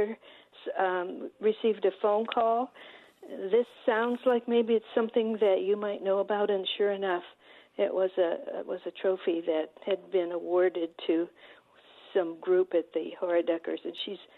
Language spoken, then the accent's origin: English; Southwest, United States; now in Detroit, United States; I'm not born and bred in Detroit. I'm from the Southwest, and I'm a newbie